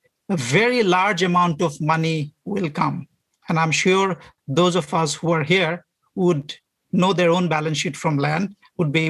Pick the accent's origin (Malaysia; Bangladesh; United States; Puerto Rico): Bangladesh; moved away; I worked in Bangladesh 2015 to 19.